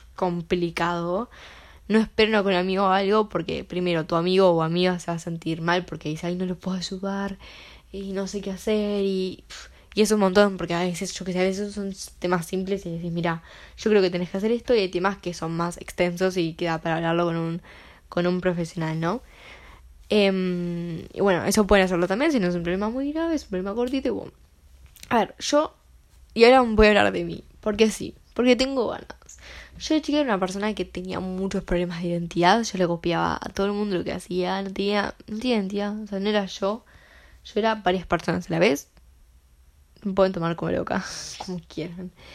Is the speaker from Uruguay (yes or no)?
yes; Uruguay; yo soy de Uruguay